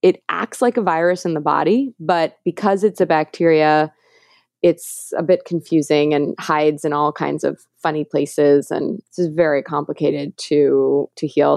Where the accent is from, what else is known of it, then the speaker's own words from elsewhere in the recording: New York City, New York, United States; I grew up in New York City